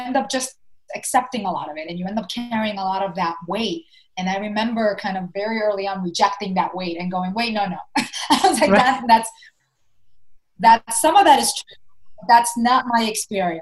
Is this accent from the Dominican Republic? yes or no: yes; Dominican Republic; English is a second language; now in New York City, United States; I was born here in New York and I was raised in the Dominican Republic